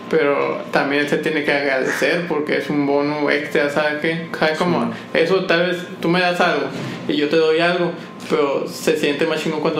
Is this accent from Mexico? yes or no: yes; Mexico; más para uno como mexicano, como que, verga, güey, muy.